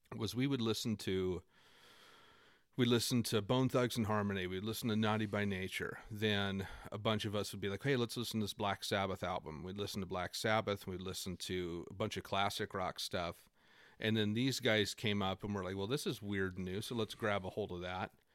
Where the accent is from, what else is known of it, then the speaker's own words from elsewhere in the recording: Okanogan, Washington, United States; now in Spokane, United States; I was born and raised in Okanagan, Washington. I'm a tiny little town in north central Washington.